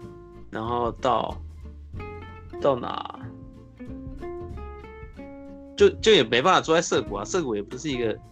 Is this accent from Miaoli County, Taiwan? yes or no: no; Taipei, Taiwan; 台北啊，